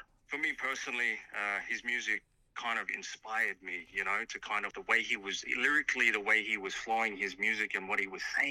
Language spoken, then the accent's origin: English; New Zealand; now in Australia; perform in New Zealand, which is my hometown, actually.